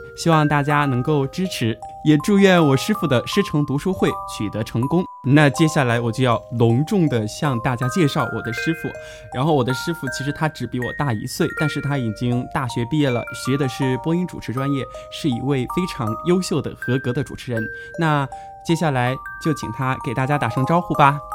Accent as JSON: {"language": "Chinese", "region": "Chongqing", "country": "China", "said": "作为一个重庆人，特别的自豪"}